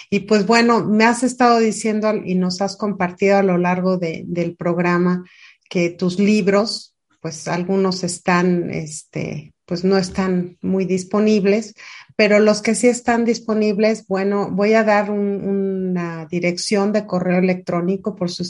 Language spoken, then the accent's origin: Spanish; Mexico; yo creo que tiene que ver más con el amor, que tiene que ver con la cultura, con nuestra identidad como mexicanos.